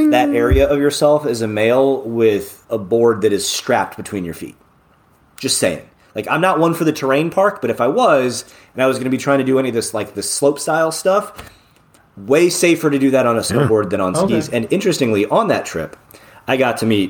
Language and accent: English; Northern Indiana, United States; I'm from Northern Indiana where it's flat